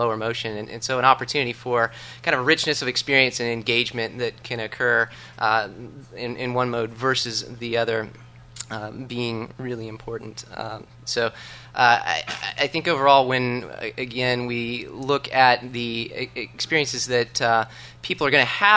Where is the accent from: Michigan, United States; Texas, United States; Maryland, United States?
Texas, United States; Dallas; moved away; my hometown in Dallas